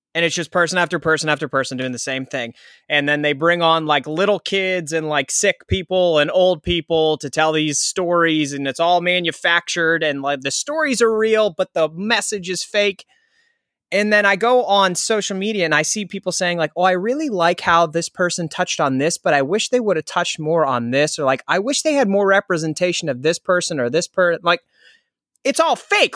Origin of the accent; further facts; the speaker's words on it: Pittsburgh, Pennsylvania, United States; I'm from Pittsburgh